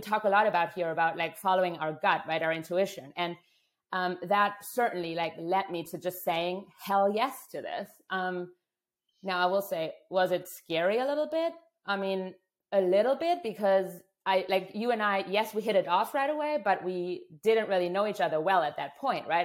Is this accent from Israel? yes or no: no; Germany; moved away; I'm from Germany originally, a culture that's very right, wrong, black, white, good, bad thinking oriented